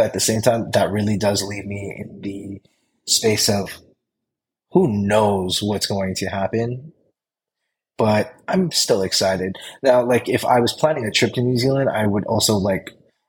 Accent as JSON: {"language": "English", "country": "Philippines", "said": "Like I'm Filipino. I love Hawaiian food. I love Filipino food."}